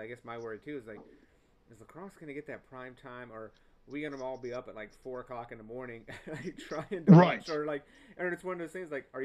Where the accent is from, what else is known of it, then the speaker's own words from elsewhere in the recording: North Carolina, United States; when I grew up in North Carolina